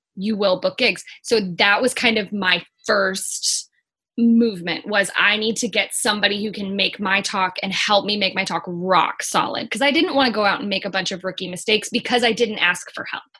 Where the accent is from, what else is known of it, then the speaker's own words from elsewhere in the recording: Missouri, United States; I'm originally from Missouri, and in Missouri, a lot of times you get married or you go to high school